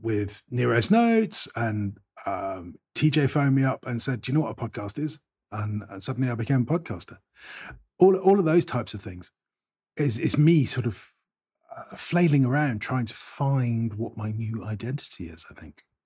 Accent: Bristol, South West England, United Kingdom; also born or lived in Avonmouth; I was born in Southmead Hospital

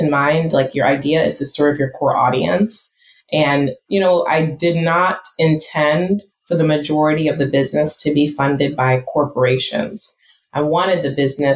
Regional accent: United States; I'm first generation American, and when my parents came to this country

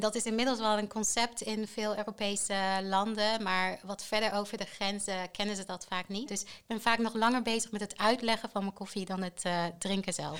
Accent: Tanzania; now in Netherlands; Ik ben opgegroeid in Tanzania.

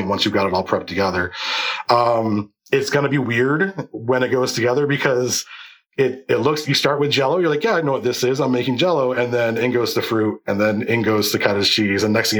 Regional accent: Lebanon, New York, United States; I'm from Lebanon, New York.

